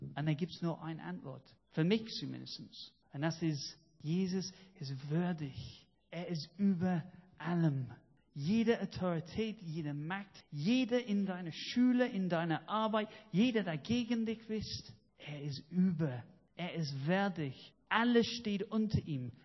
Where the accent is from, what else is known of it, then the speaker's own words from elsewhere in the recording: United Kingdom; German is a second language; now in Germany; dass ich stolz drauf bin, Brite zu sein